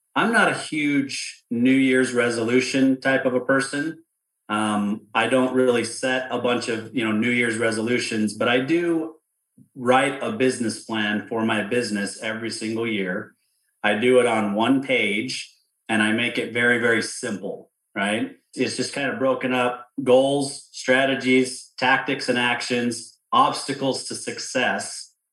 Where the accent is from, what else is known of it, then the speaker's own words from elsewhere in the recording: outside of Salt Lake City, Utah, United States; I grew up outside of Salt Lake City